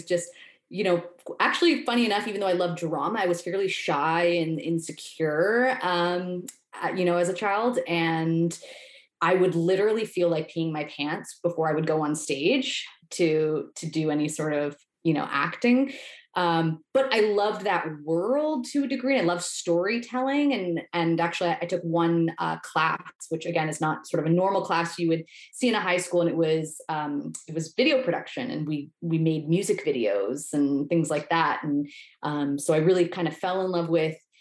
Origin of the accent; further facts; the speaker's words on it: Toronto, Ontario, Canada; I grew up in the GTA. So I'm from Etobicoke, just outside of the downtown core